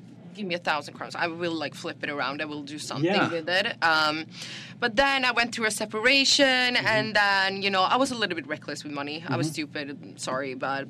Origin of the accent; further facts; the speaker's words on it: Stockholm, Stockholm County, Sweden; I am from Stockholm in Sweden, where I grew up